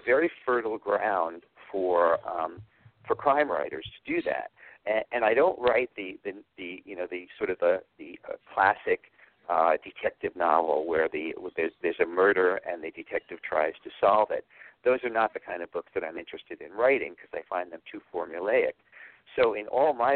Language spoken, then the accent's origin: English; New York City, New York, United States; when I was growing up and I grew up in New York, the only thing over here was rail yards and parking lots